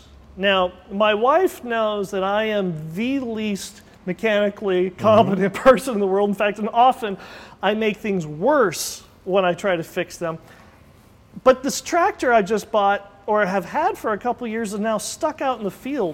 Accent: United States; we grew up in the Mojave Desert and we don't do a lot of ag

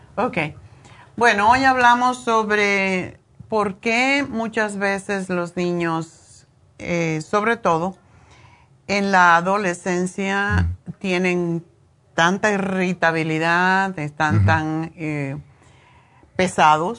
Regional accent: Cuba; moved away; cuando era niña eh, en Cuba

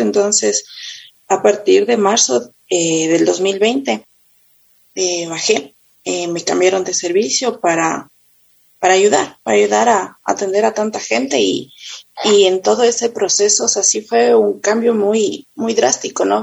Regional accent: Quito, Pichincha, Ecuador; yo eh, nací en Quito, eh, vivo en Pomaski, toda mi vida he vivido

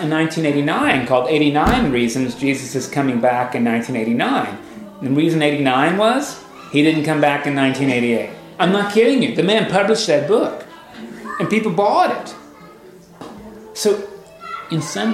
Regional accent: United States; as an American

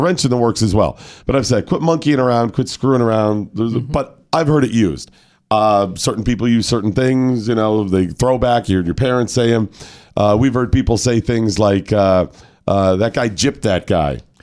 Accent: Chicago, Illinois, United States; I come from Chicago

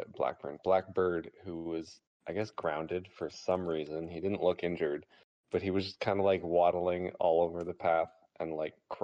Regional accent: Toronto, Ontario, Canada; I'm from the Toronto area

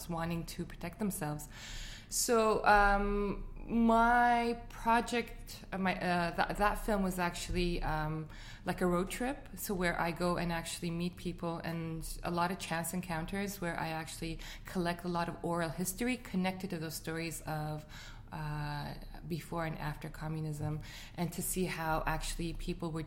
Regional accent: Beirut, Beirut Governorate, Lebanon; moved away as an adult; now in Montreal, Canada; I was born and raised in Lebanon

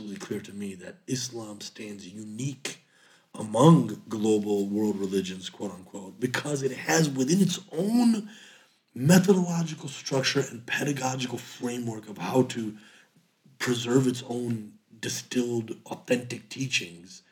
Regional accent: United States; Our experience as American Muslims

